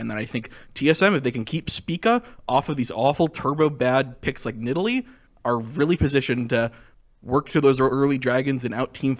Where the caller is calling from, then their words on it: Oakland, California, United States; I am calling from Oakland, California.